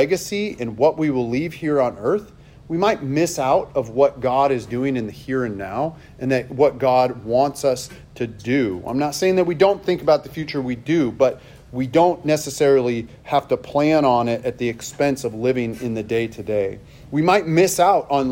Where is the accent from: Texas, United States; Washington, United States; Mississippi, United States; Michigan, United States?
Washington, United States; Seattle; I grew up in Seattle